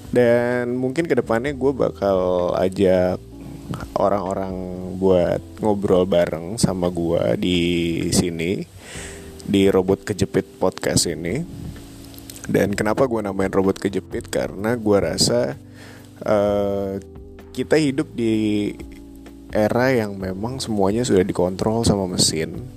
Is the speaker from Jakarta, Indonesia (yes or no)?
yes; Jakarta, Indonesia; Gue asal Jakarta Lahir di Jakarta